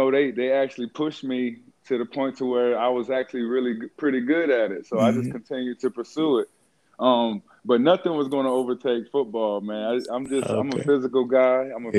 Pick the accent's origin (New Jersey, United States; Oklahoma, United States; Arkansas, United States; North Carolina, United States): North Carolina, United States; Fayetteville; born there; also born or lived in Germany / Chicago / Colorado / Texas; now in Florida, United States; Man, so I was born in Fort Bragg, North Carolina, Fayetteville.